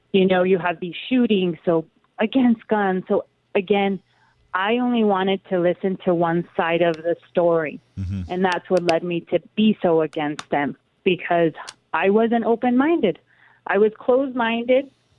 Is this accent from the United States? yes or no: yes; Calexico, California, United States; I was born and raised in Calexico in the border town